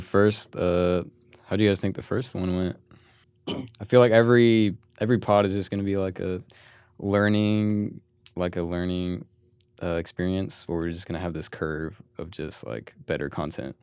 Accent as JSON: {"language": "English", "town": "Manteca", "region": "California", "country": "United States", "tie": "born or raised there", "said": "I was born in Manteca"}